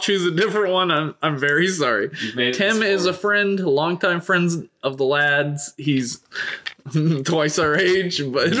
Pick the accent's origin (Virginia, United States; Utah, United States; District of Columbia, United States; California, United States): Virginia, United States; I'm from Virginia